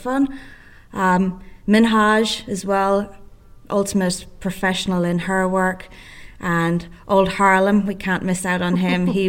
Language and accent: English; County Sligo, Connacht, Ireland; now in Euroa, Australia; So I grew up in County Sligo, which is on the west coast of Ireland